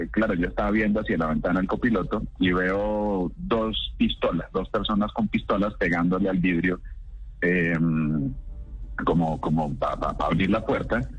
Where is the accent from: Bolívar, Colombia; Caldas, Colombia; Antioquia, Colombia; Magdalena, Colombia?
Magdalena, Colombia; Santa Marta; Sí, señor, buenos días. Mi padre sí soy Samario, aunque no parezca.